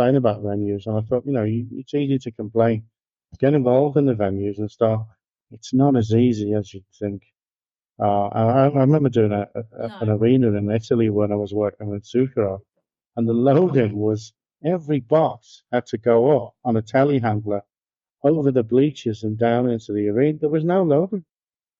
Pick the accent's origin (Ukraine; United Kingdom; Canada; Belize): United Kingdom; Liverpool, North West England; moved away as an adult; also born or lived in Birmingham; now in United States; Liverpool, which is my hometown